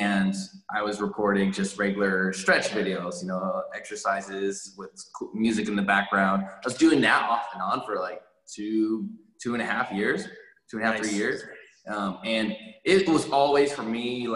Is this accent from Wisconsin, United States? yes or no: no; Northern Virginia, United States; moved away as an adult; also born or lived in Hawaii / Upstate New York; now in Houston, United States; I grew up in Northern Virginia. I was born in Hawaii, but I spent most of my life in the Northern Virginia region, all my elementary, high school, undergrad